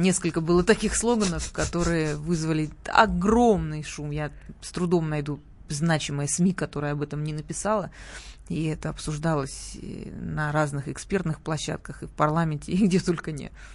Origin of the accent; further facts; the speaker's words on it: Sochi, Krasnodar Krai, Russia; moved away; у нас, эм, откуда я родом, э, на Кубани и в Сочи